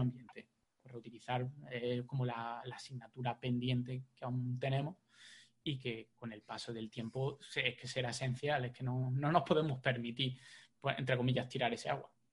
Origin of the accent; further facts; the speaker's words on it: Jaén, Andalusia, Spain; now in Málaga, Spain; yo soy de Jaén.